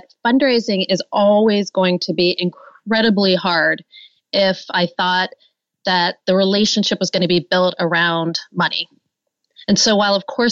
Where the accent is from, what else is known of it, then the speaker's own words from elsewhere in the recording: Pittsburgh, Pennsylvania, United States; I grew up in Pittsburgh and had really never been out of Pittsburgh except maybe one time